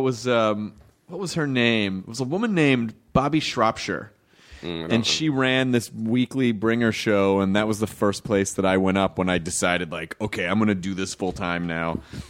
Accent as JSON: {"language": "English", "town": "Memphis", "region": "Tennessee", "country": "United States", "tie": "born or raised there", "also_born_or_lived": "Kentucky", "said": "I was born in Kentucky. I grew up in Memphis, Tennessee."}